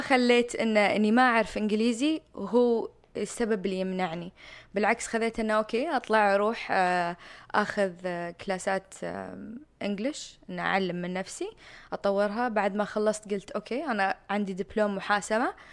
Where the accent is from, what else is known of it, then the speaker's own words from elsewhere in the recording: Jubail, Eastern Province, Saudi Arabia; moved away as an adult; also born or lived in Miami, Florida, United States; كنت ساكنة في الجبال الصناعية أو من مواليد الجبال الصناعية